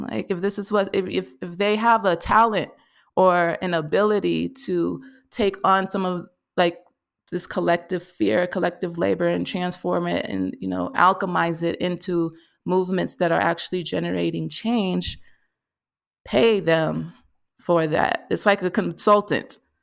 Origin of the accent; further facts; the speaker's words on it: Mississippi, United States; I'm coming from Mississippi